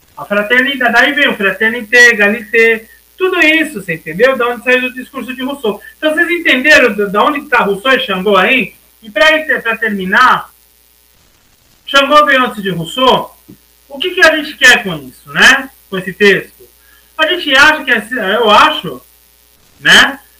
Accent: Brazil; a gente se sentir no nosso país como brasileiros

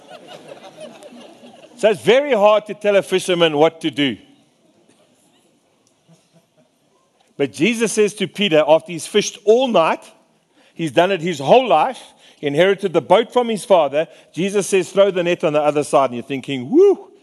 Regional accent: Free State, South Africa; I'm a fisherman from the Free State

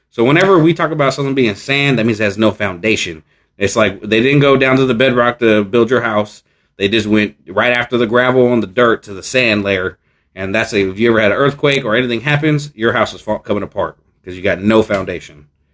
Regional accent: San Leandro, California, United States; ask me where we're from, and I say San Leandro

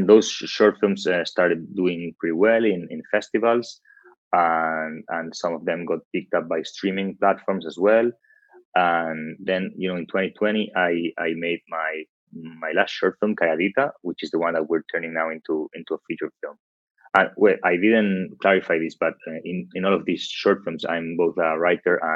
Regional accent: Barcelona, Catalonia, Spain; moved away as an adult; also born or lived in London; I'm from Barcelona, Spain

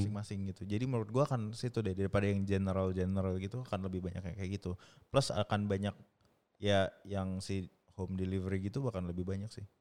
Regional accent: Indonesia; moved away; saya ya Indonesia orang Indonesia

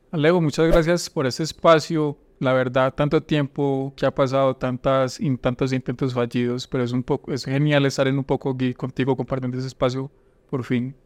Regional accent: Valdivia, Antioquia, Colombia; moved away as an adult; also born or lived in Yarumal, Colombia / Urabá, Colombia / Medellín, Colombia; yo no soy de Urabá, yo nací en Yarumal, pero durante mucho tiempo viví en Valdivia

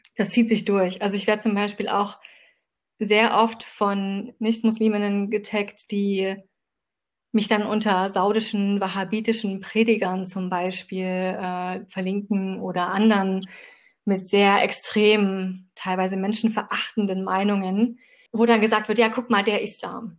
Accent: Dresden, Saxony, Germany; ich komme auch aus Dresden

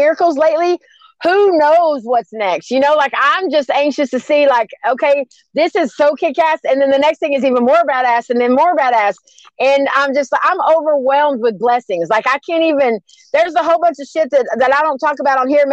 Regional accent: Garland, Texas, United States; I'm from Garland, Texas

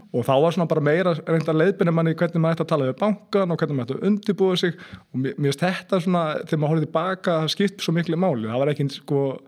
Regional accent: Seltjarnarnes, Capital Region, Iceland; ég er alveg upp á Seljarnösunu og hérna, já, bara fættist og, og uppalinn þar.

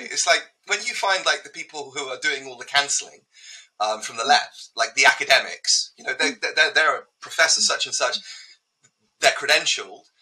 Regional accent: United Kingdom; as a Brit

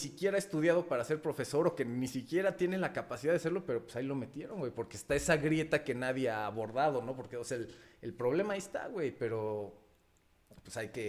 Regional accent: Mexico; first language Spanish; also born or lived in Brazil

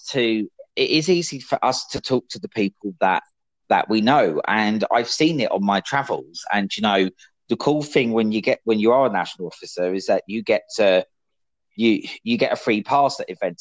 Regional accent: United Kingdom; moved away as an adult; being British

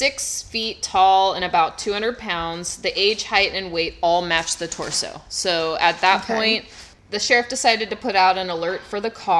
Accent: California, United States; also born or lived in Buffalo; I'm from California

